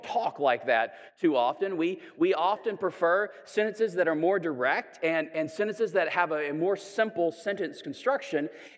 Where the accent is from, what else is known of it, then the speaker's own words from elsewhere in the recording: Chattanooga, Tennessee, United States; I'm from Chattanooga, and so we have like Missionary Ridge